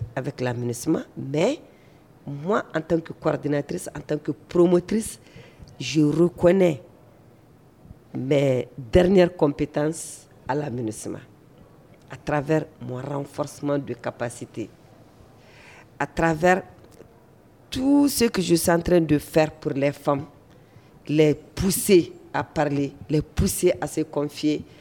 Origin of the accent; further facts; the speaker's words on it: Mali; en tant que malienne